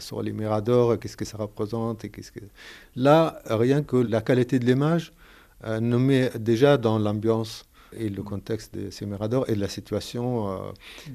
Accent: Gaza, Gaza Strip, Palestine; moved away; Je suis palestinien de Gaza

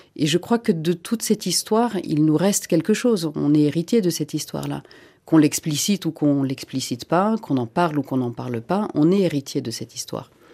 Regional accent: Senegal; French is a second language; moved away; also born or lived in Finland; Je ne suis pas française de naissance, donc non, j'ai appris le français en allant à l'école sénégalaise

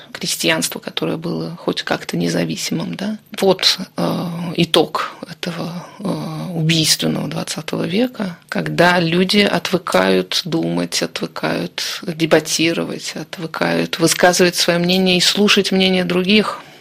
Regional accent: Saint Petersburg, Russia; я родом из Петербурга, европейские, русские такие.

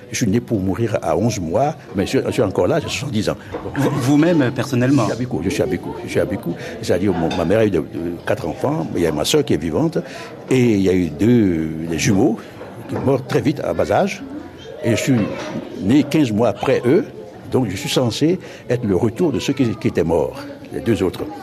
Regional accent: Oujda, Oriental, Morocco; j'ai revu dans Ouida, dans ma ville natale, les événements tels que j'étais passé, à peu près, dans les années 38.

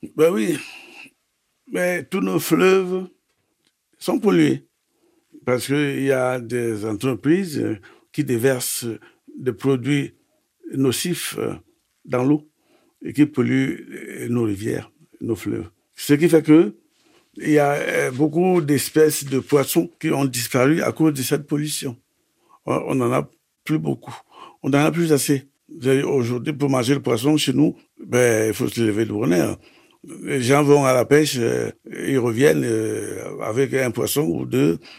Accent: Yabassi area, Sanaga-Maritime, Littoral, Cameroon; moved away; Je suis né euh, à Lokam, au Cameroun, à Yasuku, dans Saranga-Maritime. J'ai grandi euh, à côté des deux fleuves d'abord euh, la sanaga et puis l'oignon

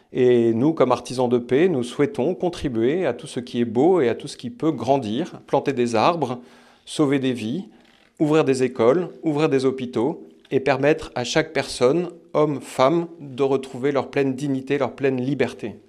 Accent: Nice, Provence-Alpes-Côte d'Azur, France; moved away as an adult; also born or lived in Jerusalem / Rome; now in Marseille, France; J'ai grandi à Nice

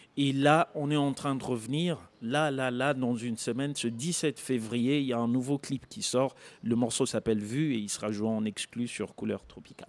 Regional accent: Kisangani, Tshopo, DR Congo; je suis congolais, j'ai grandi à Kisangani

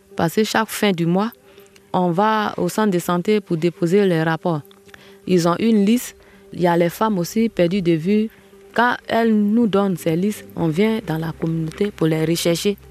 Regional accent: Djulé, near Logoualé, Montagnes, Côte d’Ivoire; moved away as an adult; now in Logoualé, Côte d'Ivoire; Je suis originaire de Djulé, à quelques kilomètres de l'Ouale, sur la route de Yaplé.

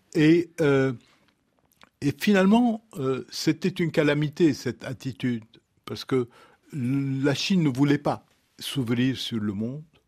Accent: Lebanon; je viens du Liban, j'ai grandi dans une société où il y a des communautés religieuses

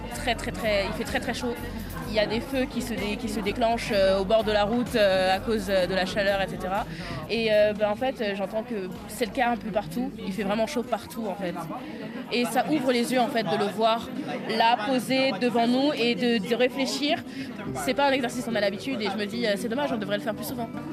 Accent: French Guiana; Moi, je suis de Guyane, donc euh, Guyane française.

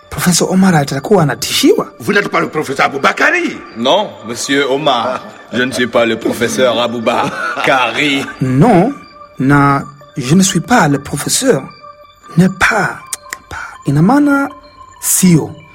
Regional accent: Tanzania; utotoni mwangu nchini Tanzania

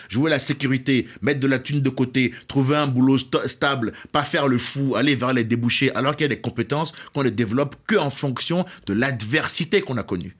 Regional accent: Cotonou, Littoral, Benin; moved away; je suis né au Bénin. À Cotonou.

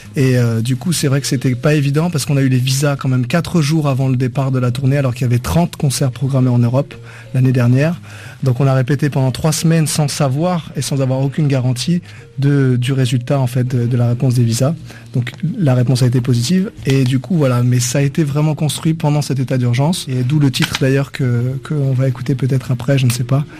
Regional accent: France; je suis pas malien, je suis français

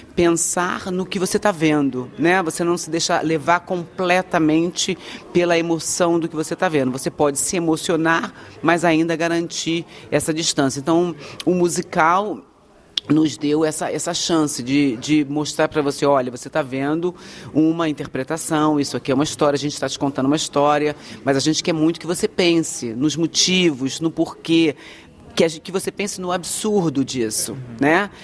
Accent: Rio de Janeiro, Brazil; moved away; eu sou do Rio, eu sou tá carioca

